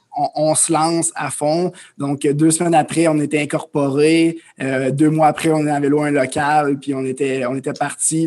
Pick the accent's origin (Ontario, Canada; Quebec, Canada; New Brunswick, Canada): Quebec, Canada; Amos; moved away as an adult; je suis un, jeune homme originaire de l'Abitibi-Témiscamingue. Donc, euh, je viens d'Amos. j'ai grandi là